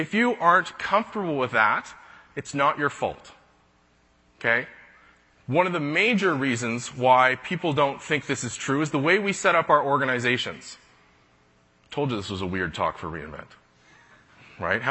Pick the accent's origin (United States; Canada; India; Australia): Canada; I'm a Canadian